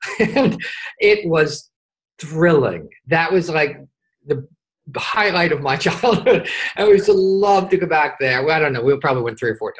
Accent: Westfield, New Jersey, United States; also born or lived in Bernardsville, New Jersey; I grew up in Westfield, New Jersey, which is sort of suburbia

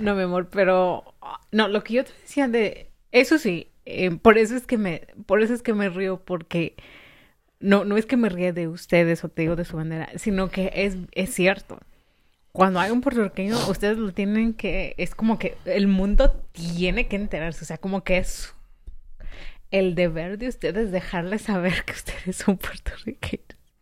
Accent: Mexico; yo soy mexicana

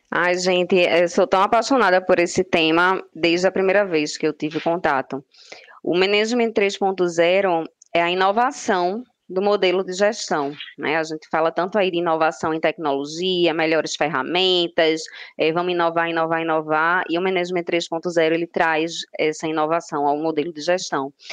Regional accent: Recife, Pernambuco, Brazil; Sou de Recife, Pernambuco

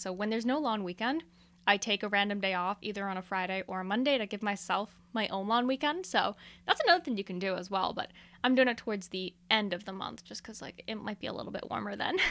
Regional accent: Canada; I'm a Canadian

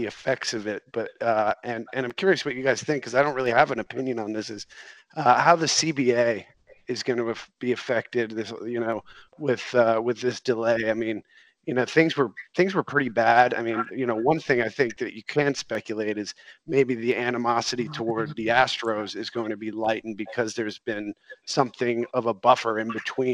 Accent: New York, United States; now in Charlotte, United States; I'm in Charlotte now, but I'm from New York.

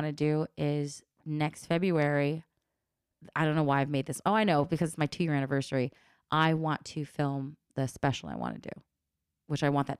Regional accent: Los Angeles, California, United States; I need to work more on stuff about my childhood and growing up in the Valley and growing up in LA.

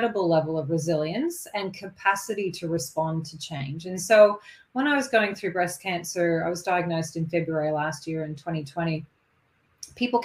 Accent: Kingston, Ontario, Canada; moved away as an adult; also born or lived in Ottawa, Canada; now in Sunshine Coast, Australia; I am Canadian born, and I've lived half my life in Canada and half my life in Australia now

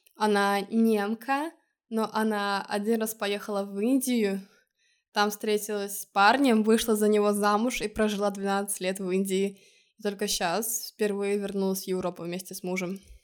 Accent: Estonia; now in Lisbon, Portugal; из Эстонии

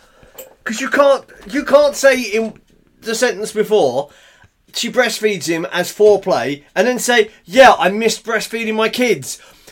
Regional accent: England, United Kingdom

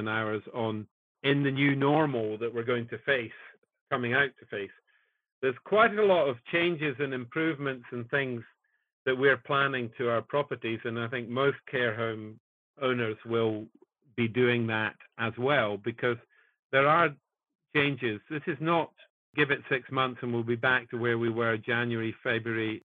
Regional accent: Kirkcaldy, Scotland, United Kingdom; also born or lived in Edinburgh; I was born in Edinburgh and brought up in Fife, in Kirkcaldy in Fife

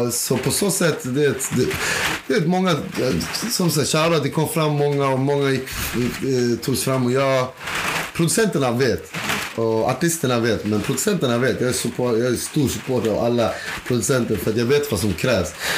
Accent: Uppsala, Uppsala County, Sweden; jag är från Uppsala

